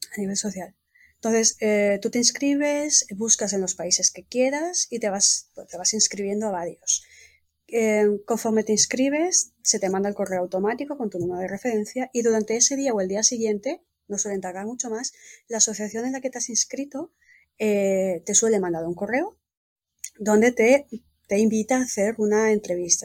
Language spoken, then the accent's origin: Spanish; Spain; also born or lived in Valencia; now in Italy; Yo soy española, pues desde España